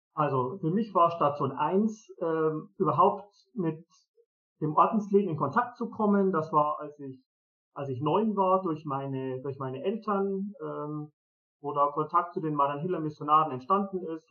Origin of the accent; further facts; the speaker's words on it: Germany; also born or lived in Zimbabwe; hier bei uns in Europa, in Deutschland, ähm, hier in Mariafeen